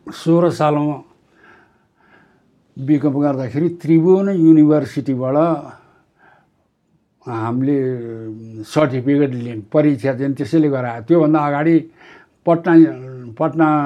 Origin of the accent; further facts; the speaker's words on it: Makwanpur district, Bagmati, Nepal; म एकानब्बे सालमा जन्मिएँ सोह्र वर्ष त राणाकालमै बित्यो मेरो त्यति बेलामा हाम्रो जिल्लामा एउटा भीमफेदी बजार थियो